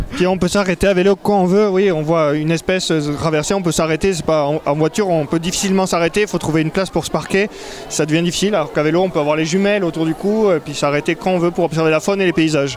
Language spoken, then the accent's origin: French; France; Moi, je suis français